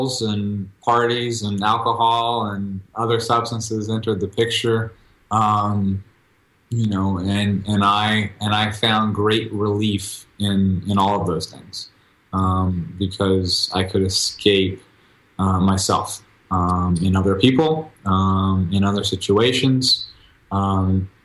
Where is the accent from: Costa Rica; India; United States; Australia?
United States; Texas; I'm originally from Texas